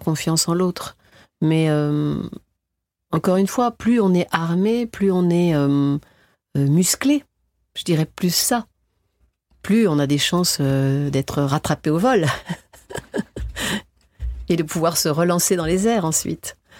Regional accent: France; en tant que française

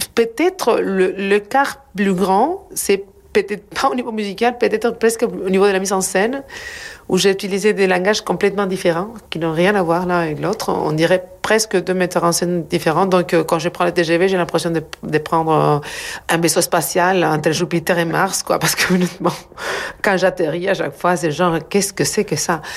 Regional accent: Argentina; French is a second language; moved away; je viens de l'Argentine, je grandi en Argentine, donc euh, mes années 70-80, c'est en Argentine

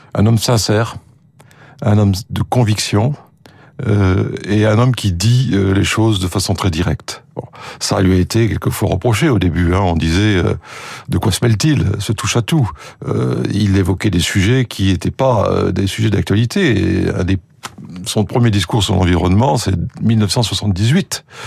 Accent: France; accent: French; moved away as an adult; also born or lived in United Kingdom; j'étais le français du groupe

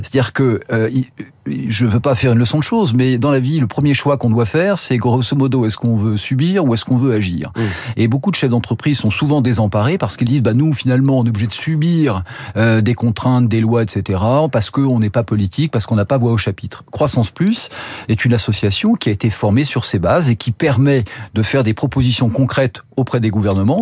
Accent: France; moved away as an adult; also born or lived in United States; de par ma culture, moi je suis français

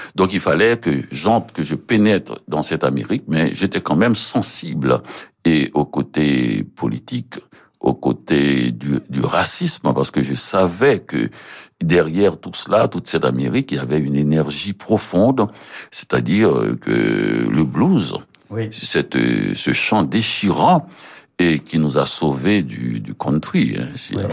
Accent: Port-au-Prince, Ouest, Haiti; moved away as an adult; now in Montreal, Canada; j'ai passé à Port-au-Prince où je mhm. suis né

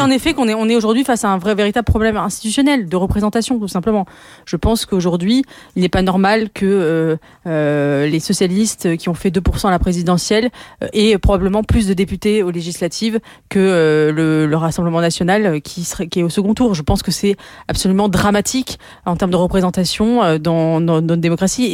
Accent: France; je suis française et que nous, Français, nous avons euh, la passion du débat

